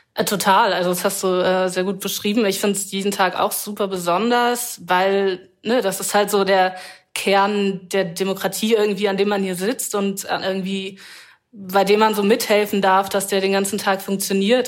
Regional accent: Wendland, Lower Saxony, Germany; moved away; ich bin zum Teil im Wendland aufgewachsen

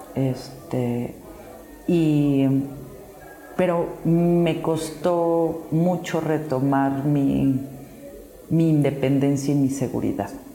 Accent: Mexico

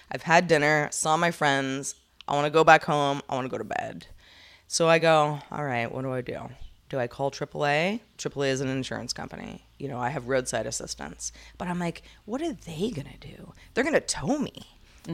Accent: California, United States; I'm just from California.

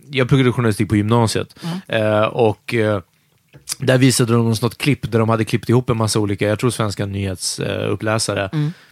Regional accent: Cuba; Och jag är kuban.

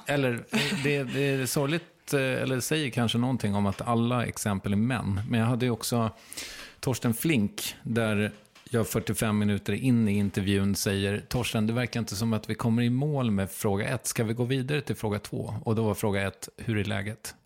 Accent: Strängnäs, Södermanland, Sweden; från Strängnäs

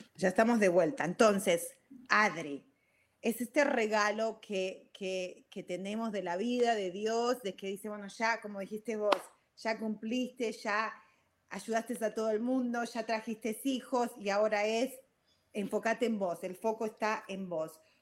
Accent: Argentina; moved away; also born or lived in Virginia / California; soy argentina

